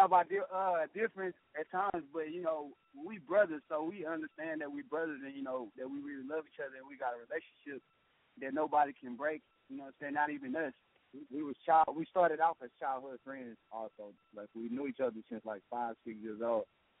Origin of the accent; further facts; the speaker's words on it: Beaumont, Texas, United States; Man, growing up in Texas, well, especially Beaumont, Texas, you know, it's a small to do, but growing up it's a rich and mixed culture.